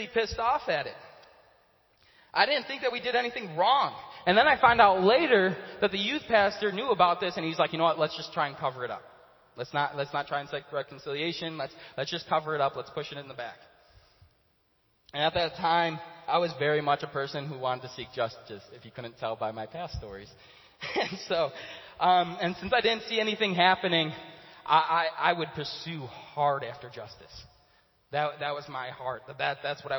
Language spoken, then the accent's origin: English; Chicago, Illinois, United States; I grew up in Chicago my whole life, my whole childhood I was there